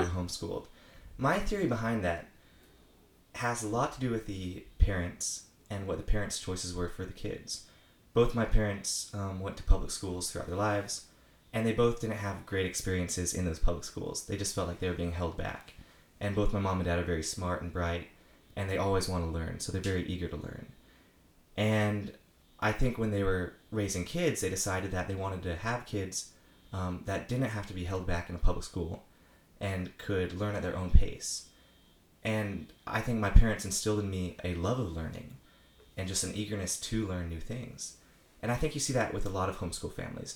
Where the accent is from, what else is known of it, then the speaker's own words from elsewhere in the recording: Apex, North Carolina, United States; I'm from Apex, North Carolina